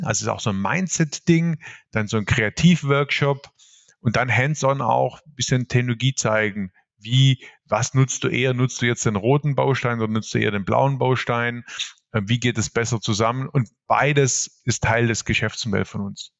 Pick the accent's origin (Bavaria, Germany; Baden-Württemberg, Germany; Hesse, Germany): Baden-Württemberg, Germany; Swabia; accent: Swabian; also born or lived in Ravensburg; ihr hört es jetzt gleich, ich bin Schwabe durch und durch